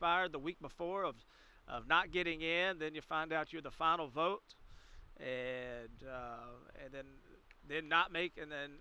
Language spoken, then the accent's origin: English; the South, United States; also born or lived in north of New Orleans, Louisiana; I'm from the South